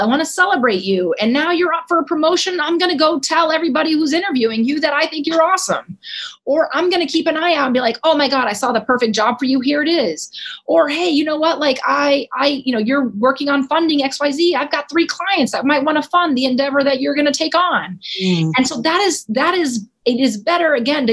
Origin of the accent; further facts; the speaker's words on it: Dallas, Texas, United States; moved away as an adult; also born or lived in Cedar Hill, Texas; now in Washington, D.C., United States; I grew up in Dallas, Texas